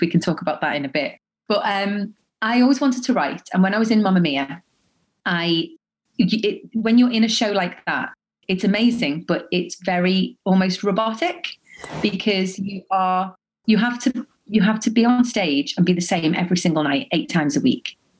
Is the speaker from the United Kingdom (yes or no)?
yes; Liverpool, North West England, United Kingdom; also born or lived in Dubai; now in London, United Kingdom; I'm from Liverpool